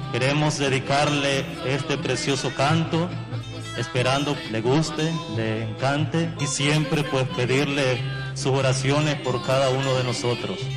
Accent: Managua, Nicaragua; somos de Managua de por sí nosotras

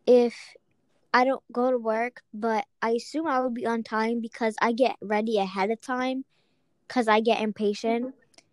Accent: Charleston, United States; born there; I was born in America, and I think I was born in Charleston Hospital.

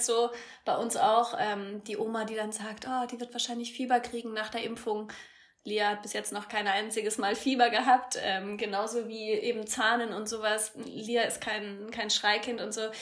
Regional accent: Eibelstadt, Bavaria, Germany; In meinem süßen äh, Ort, wo ich herkomme, Eibelstadt bei Würzburg, 3000 Einwohner

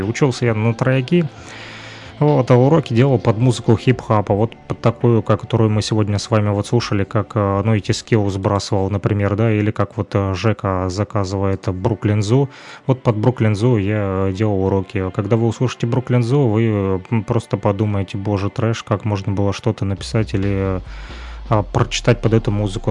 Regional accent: Luhansk, Luhansk Oblast, Ukraine; now in Kirovsk, Ukraine; родом я из Луганска. Сегодня живу в Кировске

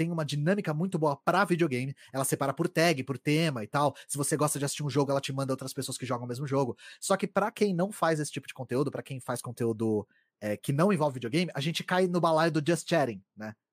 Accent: São Paulo, Brazil; Eu, eu cresci na Grande São Paulo, então eu tinha um sotaque parecido com o seu, que era da porta porteira

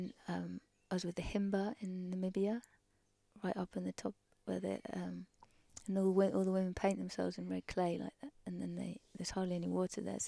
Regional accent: Surrey, South East England, United Kingdom; moved away as an adult; I grew up in Surrey

